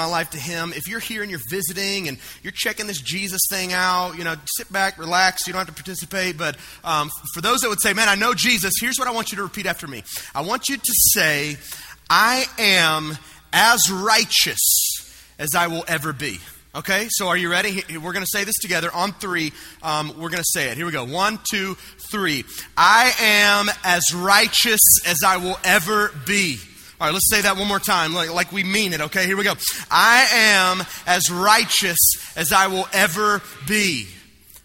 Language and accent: English; the South, United States; I grew up right here in the South